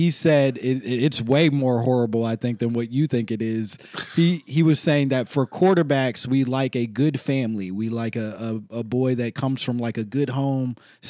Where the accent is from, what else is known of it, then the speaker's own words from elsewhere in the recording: Oak Park, Illinois, United States; I'm from Oak Park, Illinois, which is a suburb of Chicago, but Chicago land area.